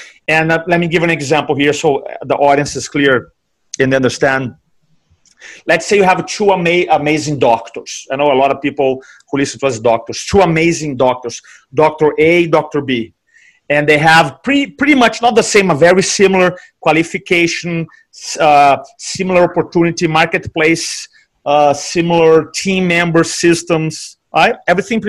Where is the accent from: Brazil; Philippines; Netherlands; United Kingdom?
Brazil; now in United States; So I came here from Brazil. I work in, my background is in banking.